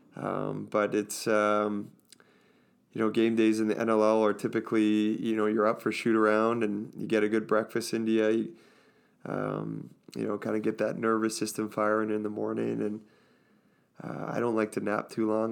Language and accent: English; Orangeville, Ontario, Canada; I grew up in Orangeville